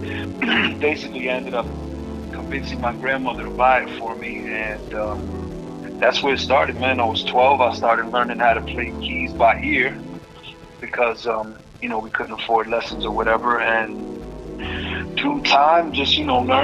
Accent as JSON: {"language": "English", "town": "Philadelphia", "region": "Pennsylvania", "country": "United States", "tie": "born or raised there", "also_born_or_lived": "New York", "moved": "as an adult", "said": "I'm from North Philly, from the streets of North Philly, and my grandmother was raising me"}